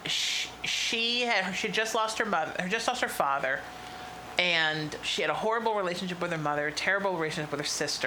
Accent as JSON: {"language": "English", "town": "Huntington Beach", "region": "California", "country": "United States", "tie": "born or raised there", "also_born_or_lived": "Connecticut / Chicago", "moved": "yes", "said": "I moved back to my hometown, because both my best friends are there, my girlfriend's there. Right, Huntington Beach"}